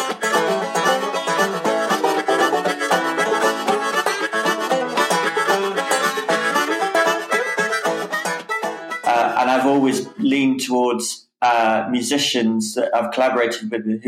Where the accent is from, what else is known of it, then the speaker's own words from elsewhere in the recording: Whitnash, West Midlands, United Kingdom; moved away as an adult; also born or lived in Rugby / Newcastle; now in Caernarfon, United Kingdom; And I was brought up near Warwick, yeah, in a little place called Whitnash. Yeah, that's where I was brought up and until I moved away to Newcastle when I was, 18